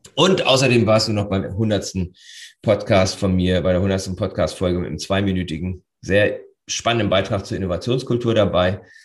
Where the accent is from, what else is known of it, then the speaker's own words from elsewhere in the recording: Northern Germany, Germany; Für uns Norddeutsche